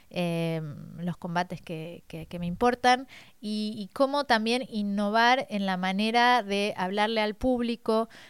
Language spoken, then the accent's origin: Spanish; Argentina; moved away as an adult; also born or lived in France; now in Paris, France; nací en Francia, eh, mis padres estaban acá por temas laborales y nos volvimos a Argentina a los siete años y hará unos ocho volví de nuevo a París